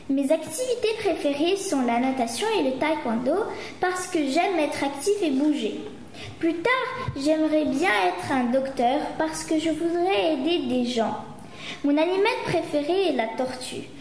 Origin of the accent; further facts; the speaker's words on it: Cyprus; j'ai 11 ans. Je suis en CM2. Je suis d'origine marocaine, mais je suis née à Chypre.